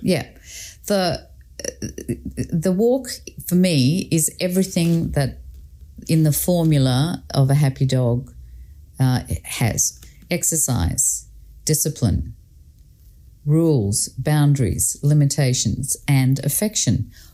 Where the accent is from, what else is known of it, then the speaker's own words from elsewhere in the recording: Scotland, United Kingdom; I grew up in Scotland